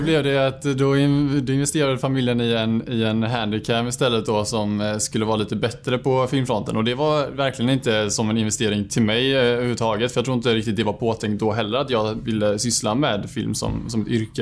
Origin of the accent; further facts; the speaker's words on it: Bankeryd, Jönköping County, Sweden; Jag är född och uppvuxen ute i Bankeryd